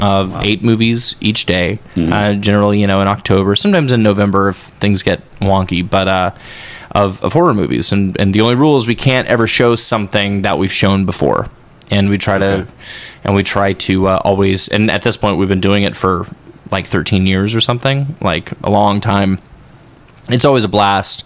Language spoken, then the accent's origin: English; Fort Worth, Texas, United States; moved away as an adult; also born or lived in Graham, Texas / New York City; I grew up in Fort Worth, sort of between Fort Worth and Graham, Texas